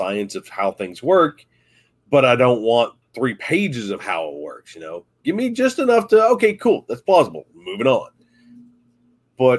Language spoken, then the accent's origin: English; Southern West Virginia, United States; But growing up in Southern West Virginia